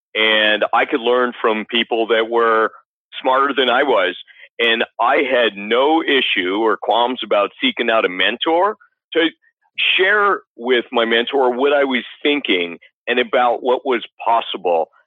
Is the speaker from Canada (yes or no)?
yes; Canada; I grew up in Canada.